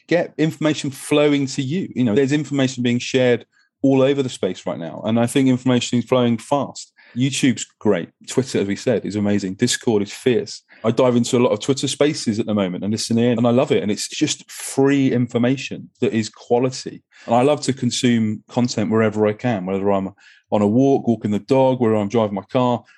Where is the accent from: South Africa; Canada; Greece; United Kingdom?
United Kingdom; England; I'm an, I'm an Englishman